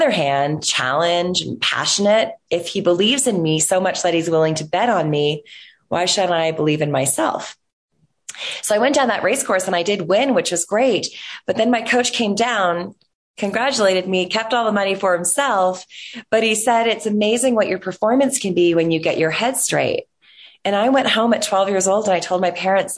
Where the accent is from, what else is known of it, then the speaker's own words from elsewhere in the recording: Toronto, Ontario, Canada; growing up in Toronto, which is actually where I'm still a resident of today